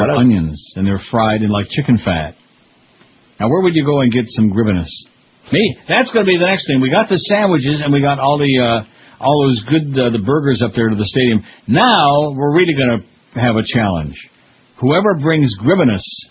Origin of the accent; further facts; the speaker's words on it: Rochester, New York, United States; Rochester, New York, my hometown